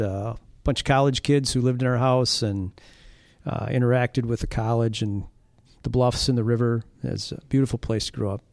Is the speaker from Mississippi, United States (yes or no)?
no; La Crosse, Wisconsin, United States; also born or lived in Hammond, Indiana / Morrison, Wisconsin; I grew up in the La Crosse, Wisconsin area